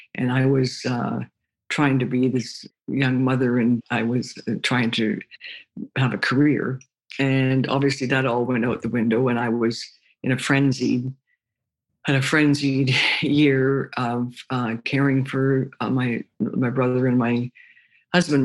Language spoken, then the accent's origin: English; Toronto, Ontario, Canada; I grew up in Toronto, Ontario, Canada